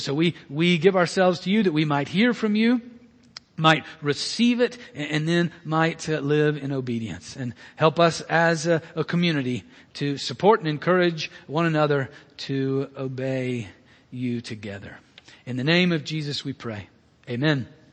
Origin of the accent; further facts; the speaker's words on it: Birmingham, Alabama, United States; I'm Southern American being born and raised in Birmingham, um, Alabama